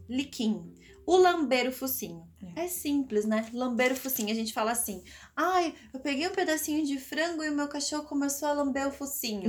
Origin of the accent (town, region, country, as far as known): Piracicaba, São Paulo, Brazil; born or raised there; accent: R's puxados